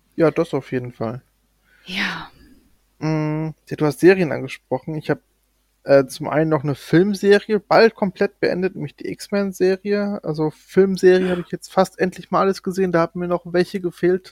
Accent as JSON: {"language": "German", "region": "North Rhine-Westphalia", "country": "Germany", "said": "ich komme ja aus NRW"}